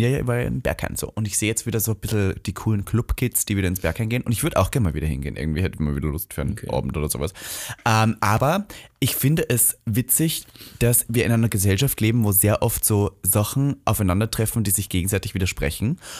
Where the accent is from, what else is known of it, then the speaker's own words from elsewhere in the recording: Austria; now in Germany; in meinem Heimatland